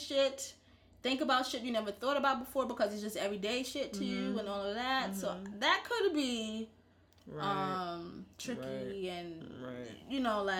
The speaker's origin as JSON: {"language": "English", "country": "United States", "tie": "born or raised there", "said": "I was born here. And I didn't come from another country where everyone was like me"}